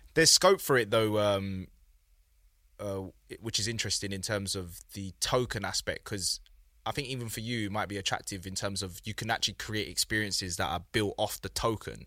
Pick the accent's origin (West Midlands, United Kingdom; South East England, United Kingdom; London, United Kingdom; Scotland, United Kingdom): London, United Kingdom; I grew up in South London